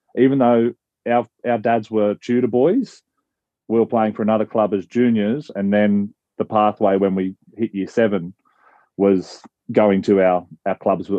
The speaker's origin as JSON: {"language": "English", "town": "Tamworth", "region": "New South Wales", "country": "Australia", "tie": "born or raised there", "said": "what we grew up with here in Tamworth"}